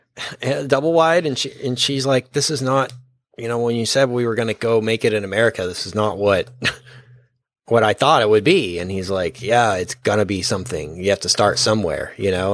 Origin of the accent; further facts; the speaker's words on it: Texas, United States; we're from Texas